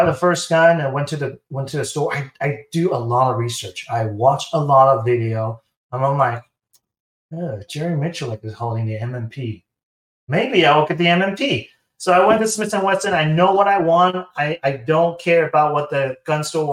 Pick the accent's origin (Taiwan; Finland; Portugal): Taiwan; moved away as an adult; I am from Taiwan. So Taiwan, and I moved here in 2013.